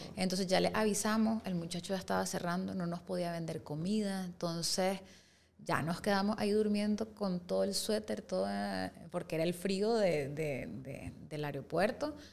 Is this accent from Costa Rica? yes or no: yes; Costa Rica; moved away; yo nací en Costa Rica y nosotros vivíamos allá